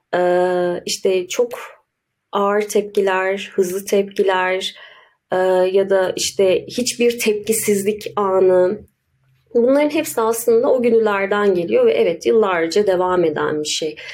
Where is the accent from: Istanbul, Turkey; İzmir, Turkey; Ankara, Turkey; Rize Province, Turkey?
Ankara, Turkey; Ankaralıyım. Ankara'da doğdum daha doğrusu.